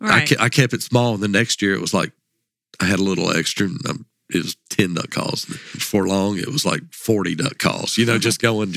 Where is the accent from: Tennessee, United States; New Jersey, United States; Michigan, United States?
Tennessee, United States; And so we hunt, typically I grew up hunting in Dover Bottoms.